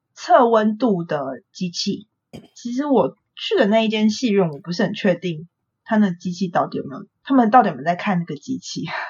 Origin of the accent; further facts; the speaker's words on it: Taipei, Taiwan; 我是台北人